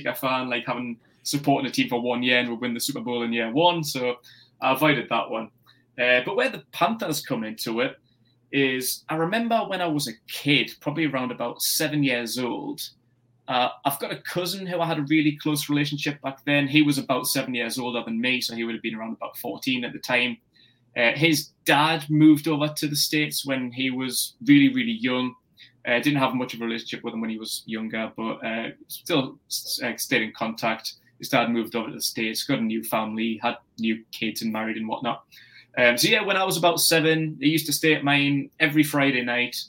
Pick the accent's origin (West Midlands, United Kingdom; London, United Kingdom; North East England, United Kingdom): North East England, United Kingdom; Newcastle upon Tyne; I'm from Newcastle in the northeast of England